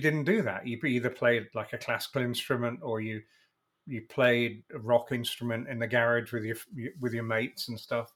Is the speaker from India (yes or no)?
no; England, United Kingdom; moved away as an adult; now in United States; I'm English and moved to America